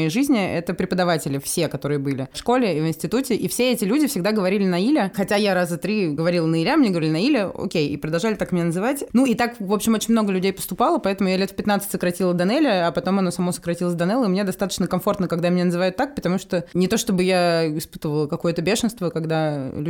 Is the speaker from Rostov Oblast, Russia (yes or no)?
no; Moscow, Russia; also born or lived in Novosibirsk; Я выросла в Москве, куда я переехала в третьем классе, но родилась в Новосибирске, потому что моя мама, чистокровная татарка, переехала туда в свое время учиться.